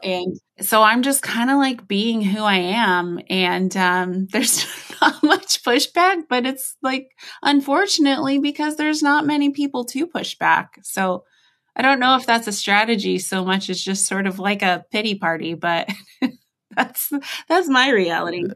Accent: United States; accent: American; I'm obviously American, you can tell from how I speak

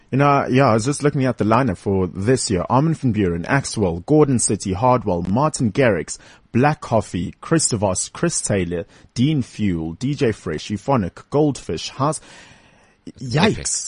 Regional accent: Durban, KwaZulu-Natal, South Africa; now in Johannesburg, South Africa; I come from Westville in Durban.

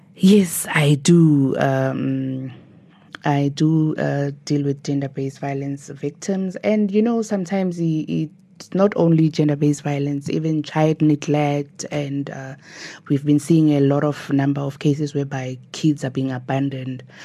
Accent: Nelspruit, Mpumalanga, South Africa; born and bred in Nelspruit

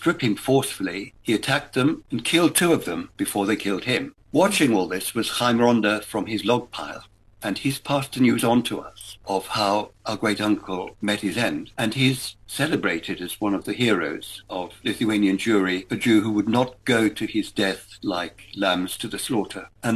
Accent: Johannesburg, Gauteng, South Africa; We grew up in Joburg in the 1950s, under the shadow of the Holocaust

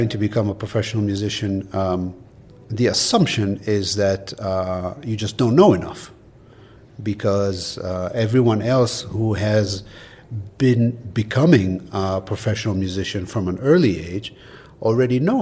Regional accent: Israel; moved away; I grew up in Israel, to where they immigrated in the late 60s.

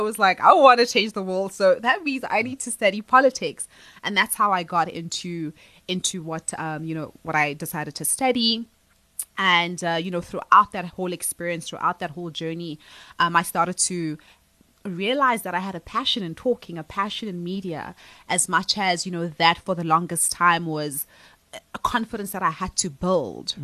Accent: Johannesburg, Gauteng, South Africa; I was born and raised in Alexandra

